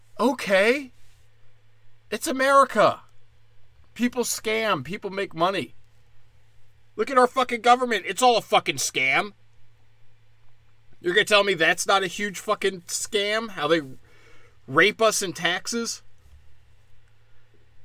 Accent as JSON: {"language": "English", "country": "India", "said": "Well, I'm Indian, so I just get to decide what's racist."}